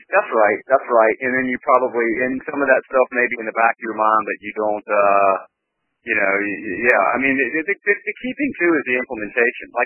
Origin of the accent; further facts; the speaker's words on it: North Carolina, United States; i grew up in North Carolina